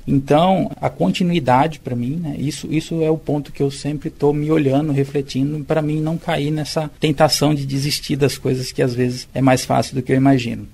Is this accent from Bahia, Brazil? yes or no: no; Martinópolis, São Paulo, Brazil; moved away as an adult; eu vivi no interior, né, sou de Martinópolis, interior de São Paulo, até os meus 18 anos, e foi uma vida praticamente rural